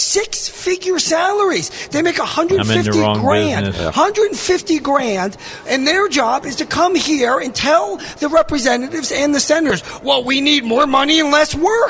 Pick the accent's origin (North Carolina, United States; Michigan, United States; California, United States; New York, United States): New York, United States; now in Arkansas, United States; I am a New Yorker, originally, that is. I'm now an Arkansan, and I've actually lived here the longest. But you can't take the New York out of me.